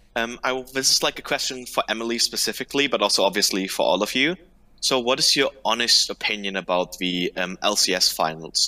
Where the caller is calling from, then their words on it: Germany; I'm calling from Schwokörfel in Germany